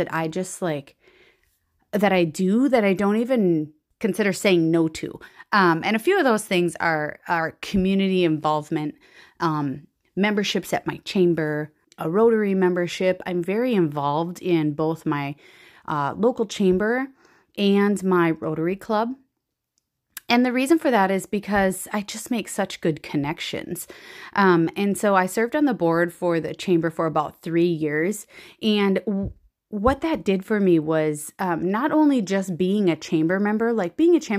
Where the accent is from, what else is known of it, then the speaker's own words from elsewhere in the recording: Central Minnesota, United States; I am from Central Minnesota